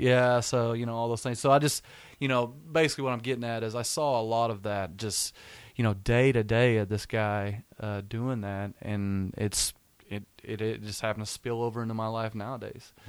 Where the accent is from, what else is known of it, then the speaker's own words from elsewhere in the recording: Weatherford, Oklahoma, United States; I'm from Weatherford, Oklahoma